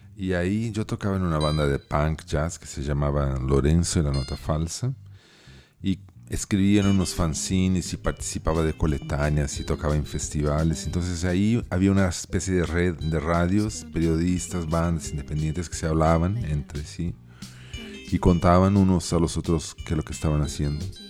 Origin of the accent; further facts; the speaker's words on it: Porto Alegre, Rio Grande do Sul, Brazil; also born or lived in Santiago, Chile; yo nací en Santiago de Chile y crecí en Puerto Alegre